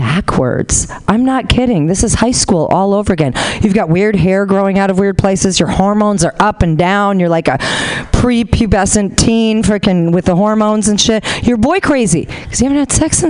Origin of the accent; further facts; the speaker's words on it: Honolulu, Hawaii, United States; moved away as an adult; now in Sacramento, United States; I'm originally from Honolulu